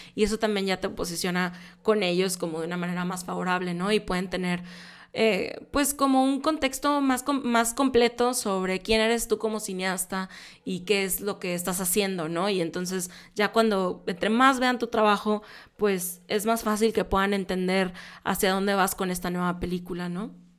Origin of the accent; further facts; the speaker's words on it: Monterrey, Nuevo León, Mexico; soy de Monterrey